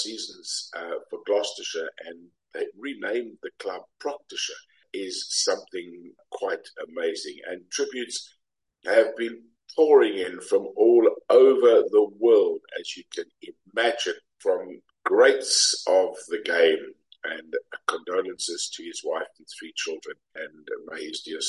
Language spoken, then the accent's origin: English; South Africa; led South African side as the coach